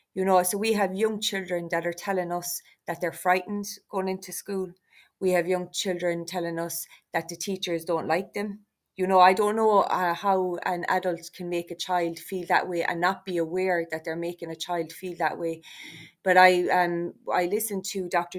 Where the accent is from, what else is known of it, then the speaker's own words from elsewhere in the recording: Ireland; We are Irish travellers. We are a significant part um, of Irish society